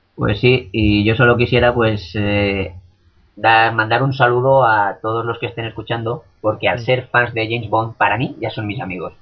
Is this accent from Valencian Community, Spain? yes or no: yes; Valencian Community, Spain; no es por ser valenciano y que sea mi tierra